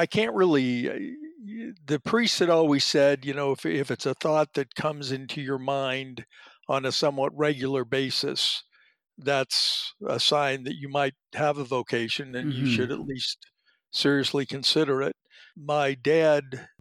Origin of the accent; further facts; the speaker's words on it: Denver, Colorado, United States; moved away as an adult; also born or lived in Indiana; now in Salem, United States; I was born in Denver, Colorado.